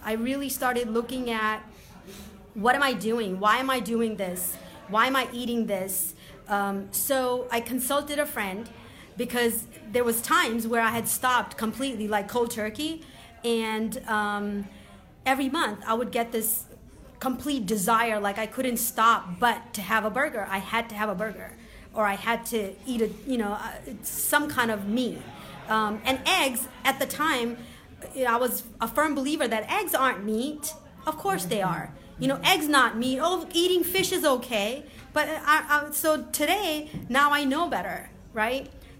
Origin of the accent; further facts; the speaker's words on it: Boston, Massachusetts, United States; I grew up on the East Coast in Boston area, and I hadn't been back to the East Coast.